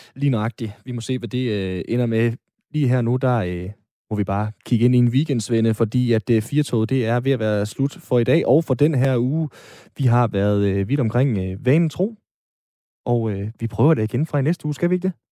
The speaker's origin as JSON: {"language": "Danish", "town": "Aalborg", "region": "North Denmark Region", "country": "Denmark", "said": "Aalborg, hvor jeg er fra"}